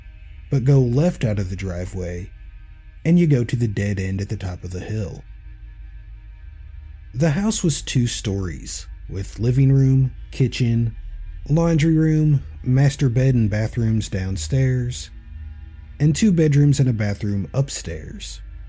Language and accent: English; Tennessee, United States; I grew up on the Tennessee-Alabama-Georgia border, west of Chattanooga. Not in the sticks, but definitely a rural area.